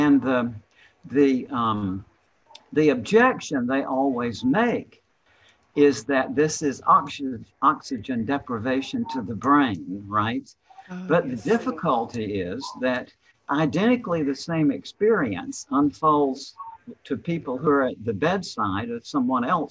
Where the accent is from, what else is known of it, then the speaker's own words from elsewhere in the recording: the South, United States; I'm from the South.